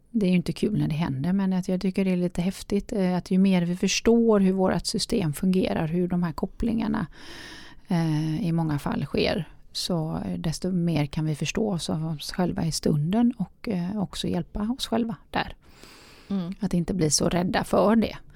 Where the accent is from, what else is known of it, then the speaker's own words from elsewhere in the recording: Gothenburg, Västra Götaland, Sweden; både du och jag är göteborgare